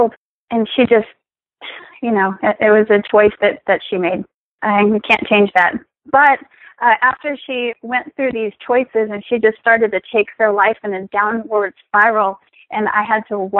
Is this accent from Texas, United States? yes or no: yes; Texas, United States; moved away as an adult; now in Florida, United States; I'm originally from Texas. The military brought me to the beautiful Sunshine State